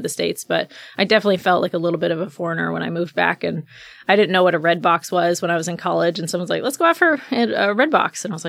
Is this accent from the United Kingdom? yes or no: yes; Lakenheath, East of England, United Kingdom; my family, I was born and raised in England. So we were only on two bases. The first one I was born at closed after about a year. And then we moved to RAF Lakenheath. And I was there pretty much my entire life.